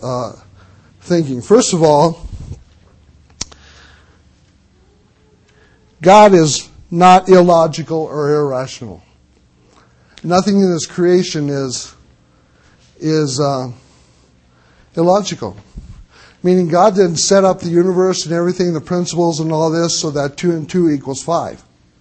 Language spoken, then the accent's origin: English; Missouri, United States; I'm from Missouri, the state of misery. I was born there